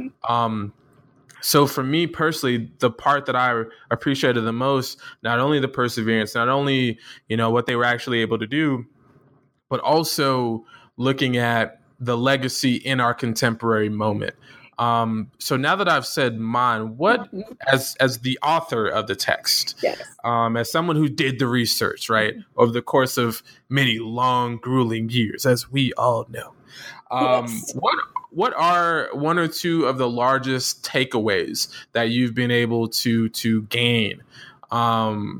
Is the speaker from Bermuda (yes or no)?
no; Florida, United States; now in North Carolina, United States; I'm from Florida